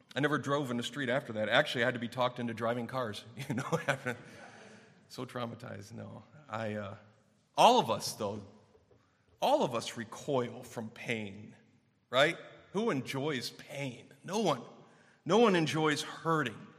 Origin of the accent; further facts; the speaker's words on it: Clarkston, United States; when I was growing up in Clarkston at our church